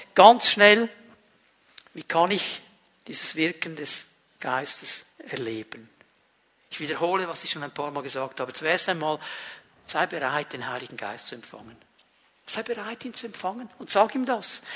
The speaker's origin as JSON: {"language": "German", "country": "Switzerland", "said": "ich bin nicht Deutscher, ich bin Schweizer"}